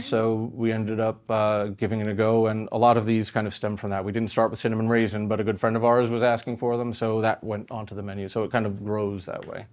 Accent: New York, United States; growing up in New York

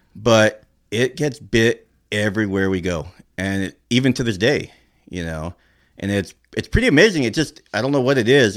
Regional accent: Norwalk, California, United States; I grew up in Norwalk

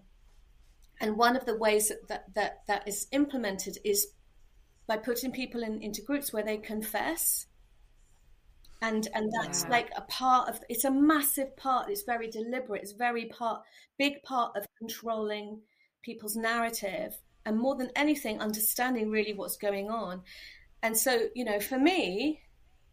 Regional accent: London, United Kingdom; moved away as an adult; now in Cheltenham, United Kingdom; I grew up in London, and a lot of my family still live there.

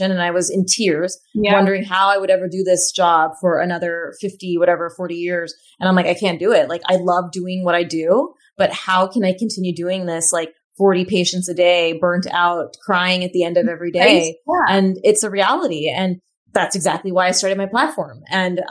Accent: California, United States; I grew up in America, I grew up in California

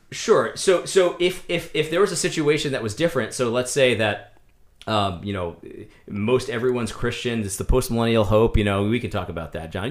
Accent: United States; as an American

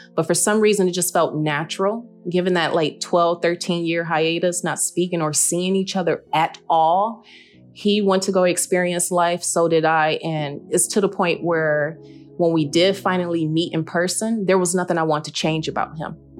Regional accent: Detroit, Michigan, United States; I am originally from Detroit, Michigan

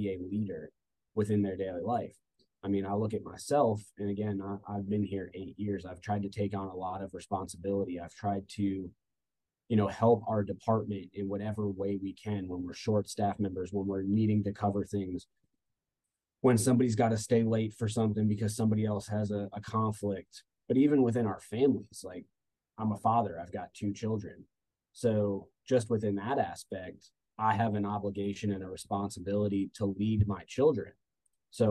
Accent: New Jersey, United States; moved away as an adult; also born or lived in Orlando, Florida / Georgia; now in Statesboro, United States; I'm originally from New Jersey.

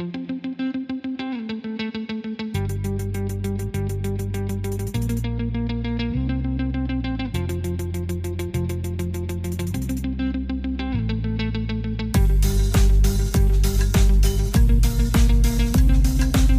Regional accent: Ohio, United States; I'm from Ohio

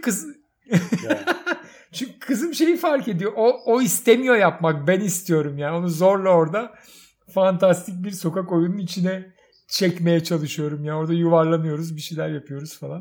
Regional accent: Istanbul, Turkey; Ve çocukluğum orada geçti. Yani yatılı okulu, ortaokulu, liseyi Kadıköy'de okudum

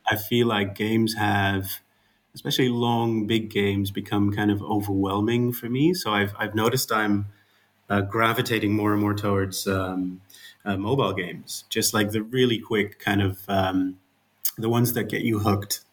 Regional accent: Netherlands; accent: Dutch; English is a second language; I'm Dutch, as you can hear from my um, my uh, my accent

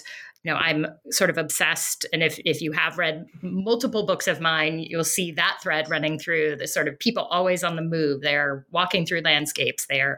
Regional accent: Denver, Colorado, United States; You know, I grew up in Colorado in the suburbs of Denver, so out on the plains.

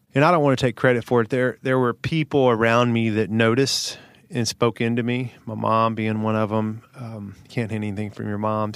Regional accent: Hohenwald, Tennessee, United States; Little small town here in the south, about okay. an hour and a half, town called Hohenwald.

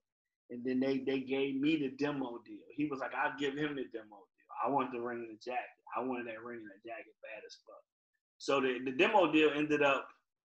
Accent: Virginia, United States; So I didn't sound like I was from Virginia, but I wanted people to know, like, you know, we got a hip-hop scene here too.

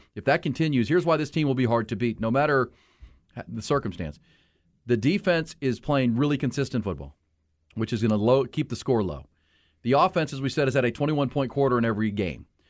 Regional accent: Houston, Texas, United States; I grew up in Houston, it was still kinda growing like crazy

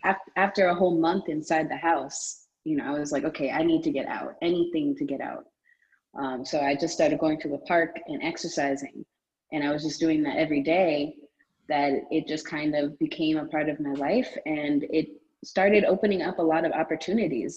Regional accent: New York City, New York, United States; also born or lived in United Kingdom; I'm from Brooklyn. I mean, I'm, I spent a lot of time in the United Kingdom mm. as well as a child.

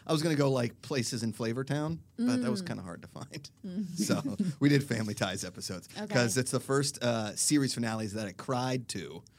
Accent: Pittsburgh, Pennsylvania, United States; Because I'm from Pittsburgh

